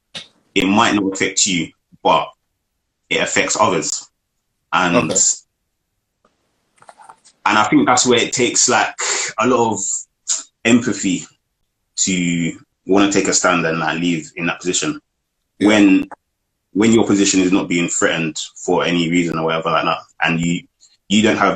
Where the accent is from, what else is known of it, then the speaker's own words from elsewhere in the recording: United Kingdom; accent: British; our British accents